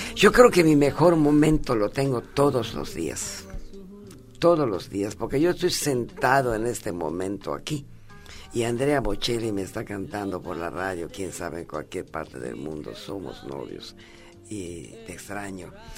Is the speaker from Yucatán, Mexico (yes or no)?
yes; Mérida, Yucatán, Mexico; yo viví toda mi, mi niñez y mi adolescencia en Mérida